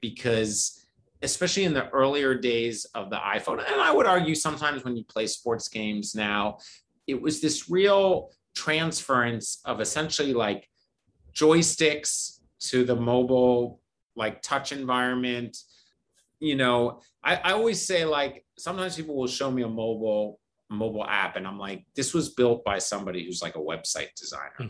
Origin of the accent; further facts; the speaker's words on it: Philadelphia, Pennsylvania, United States; I'm from Philadelphia.